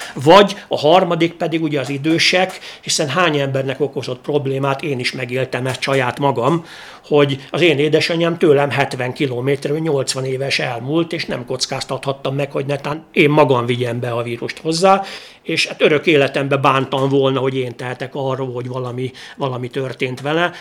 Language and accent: Hungarian; Sopron, Győr-Moson-Sopron, Hungary; én Sopronban nőttem fel